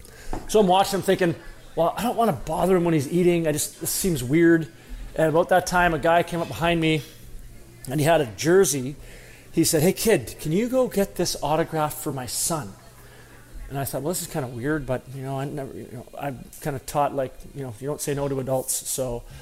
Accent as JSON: {"language": "English", "town": "Dryden", "region": "Ontario", "country": "Canada", "tie": "born or raised there", "said": "I grew up in Dryden. Great town, loved living there."}